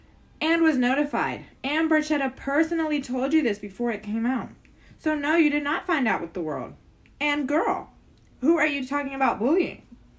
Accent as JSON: {"language": "English", "country": "Canada", "said": "I have to be honest, though. I'm Canadian. I have to be honest, right?"}